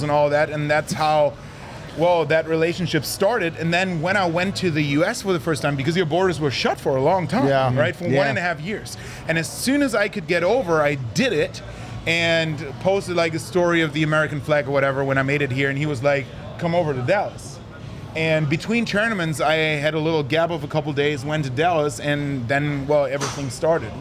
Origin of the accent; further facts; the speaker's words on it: Germany; moved away; I was back home in my hometown